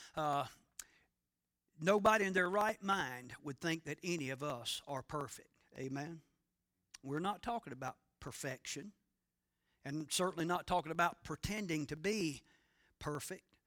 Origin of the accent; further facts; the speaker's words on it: North Carolina, United States; I grew up in the Satsapahal Evangelical Friends Church on the outskirts of Satsapahal, North Carolina